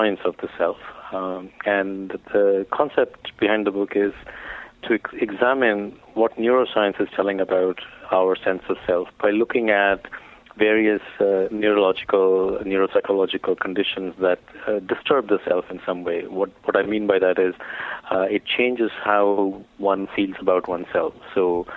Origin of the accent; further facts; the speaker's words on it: India; growing up in India